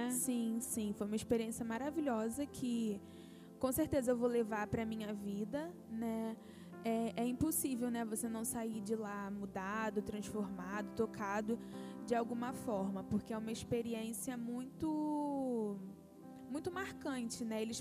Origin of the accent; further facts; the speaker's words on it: Brazil; a gente também volta muito mais consciente dos nossos privilégios como brasileiros, né?